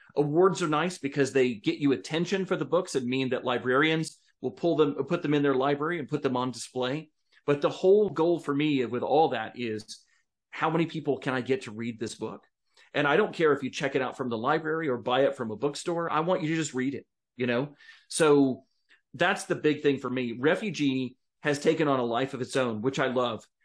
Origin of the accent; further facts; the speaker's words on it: United States; American citizens